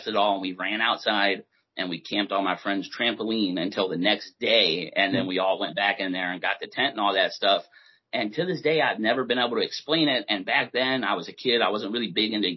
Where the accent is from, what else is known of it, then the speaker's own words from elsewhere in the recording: Maryland, United States; also born or lived in Delta, Pennsylvania; I grew up in Maryland most of my life growing up.